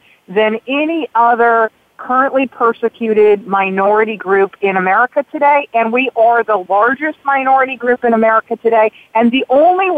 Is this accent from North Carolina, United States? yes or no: yes; North Carolina, United States; I grew up in North Carolina.